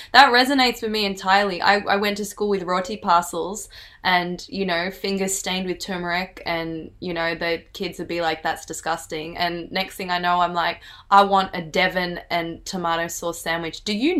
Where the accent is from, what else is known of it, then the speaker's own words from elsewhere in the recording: Fiji; I remember there's this group of Fiji Indians, and I'm Fiji Indian, and I walked past them. I can't speak the language.